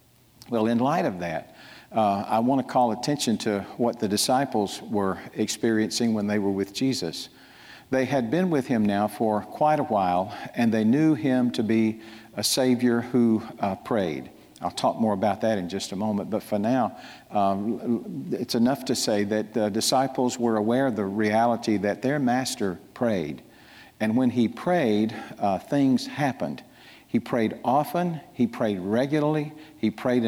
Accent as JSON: {"language": "English", "town": "Poplarville", "region": "Mississippi", "country": "United States", "said": "I'm from Poplarville"}